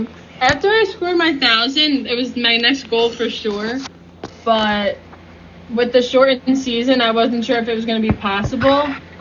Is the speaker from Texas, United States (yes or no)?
no; Pennsylvania, United States; also born or lived in New Jersey; I was born in November, and I was actually born in New Jersey, and then my dad moved to Pennsylvania, so I grew up around here.